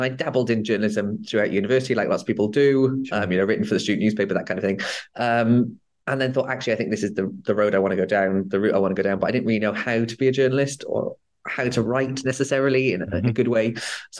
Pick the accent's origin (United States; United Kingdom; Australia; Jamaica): United Kingdom; Newport, Wales; also born or lived in Swansea; I'm from Newport in South Wales originally.